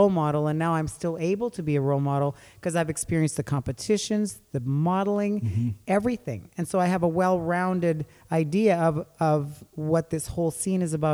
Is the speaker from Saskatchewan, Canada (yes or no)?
yes; Saskatchewan, Canada; I drove a big rig down to Kansas City when I was a teenager from Saskatchewan.